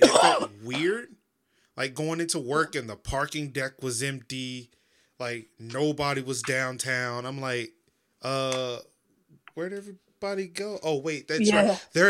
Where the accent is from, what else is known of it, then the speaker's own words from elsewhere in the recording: the South, United States; accent: Southern; I faked an English accent in high school to try to get rid of my Southern accent.